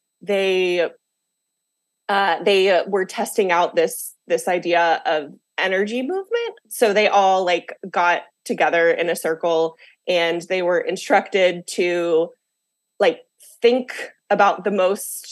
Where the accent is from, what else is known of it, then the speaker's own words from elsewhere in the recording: the South, United States; moved away as an adult; now in Washington, D.C., United States; I grew up in the South, so I had like a lot of like religious upbringing